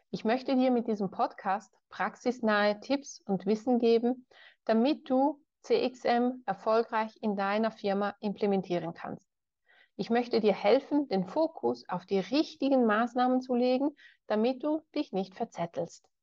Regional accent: Ticino, Switzerland; Geboren und aufgewachsen bin ich im Tessin. Das ist der südlichste Zipfel der Schweiz, wo man Italienisch spricht.

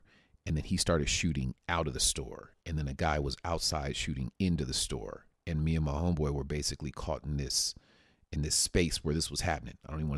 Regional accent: Paradise Hills, United States; I grew up in Paradise Hills in Meadowbrook Apartments. I always talk about that. Grew up in Meadowbrook Apartments

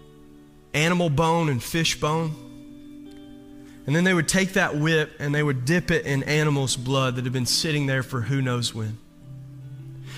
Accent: the South, United States; Growing up in the South

